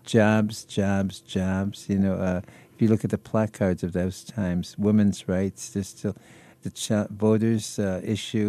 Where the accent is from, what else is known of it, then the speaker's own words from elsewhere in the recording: Detroit, Michigan, United States; I was born and bred in Detroit